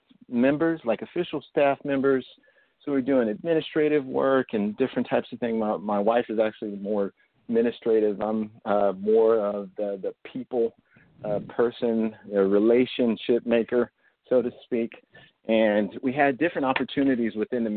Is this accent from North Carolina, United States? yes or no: no; Oklahoma, United States; moved away as an adult; now in Texas, United States; I'm actually from Oklahoma, but I met my wife in Oklahoma, and we came down here